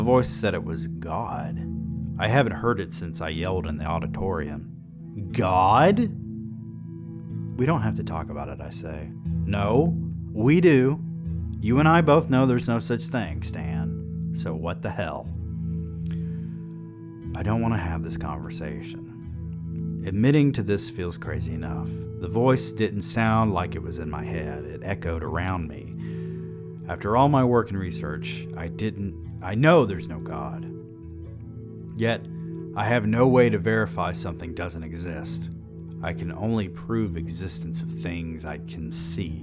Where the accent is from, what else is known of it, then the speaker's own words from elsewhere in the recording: the South, United States; I grew up in the South